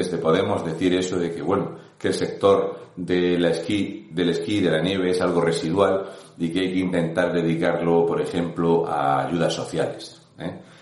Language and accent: Spanish; Region of Murcia, Spain; un murciano encabronado.